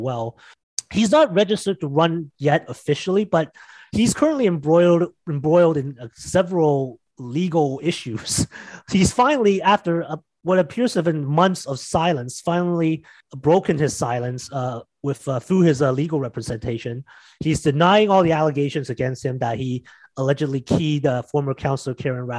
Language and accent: English; Mississauga, Ontario, Canada; my hometown of Mississauga